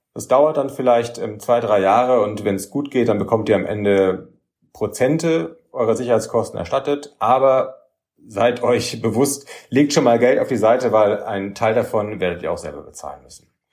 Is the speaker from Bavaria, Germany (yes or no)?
yes; Nuremberg, Bavaria, Germany; also born or lived in Erlangen; Ich bin ähm, aufgewachsen in Nürnberg, in der jüdischen Gemeinde, die auch in Nürnberg winzig klein war ähm, in den 80ern und frühen 90er Jahren